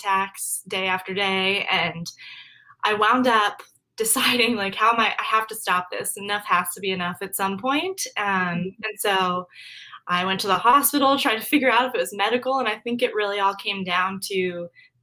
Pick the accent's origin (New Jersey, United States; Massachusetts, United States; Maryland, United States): Maryland, United States; moved away as an adult; now in Arlington, Virginia, United States; I am from Maryland. I kind of bounced around for the first 5 years of my life with military family, but we settled in Maryland for a while